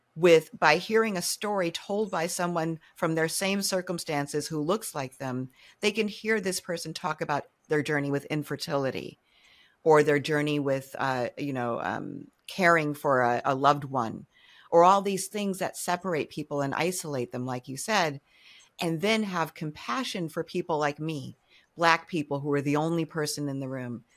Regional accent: Cambridge, Massachusetts, United States; when I was growing up in Cambridge, Mass

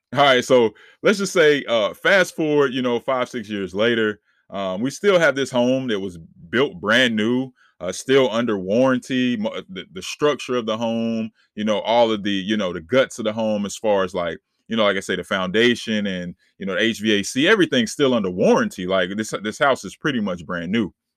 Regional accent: Charlotte, North Carolina, United States; I'm born and raised in Charlotte, North Carolina

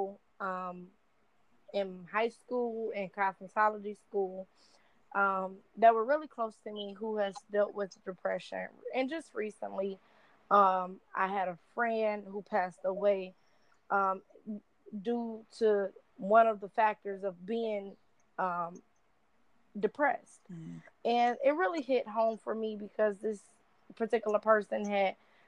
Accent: Michigan, United States; I'm 24, born and raised in Michigan

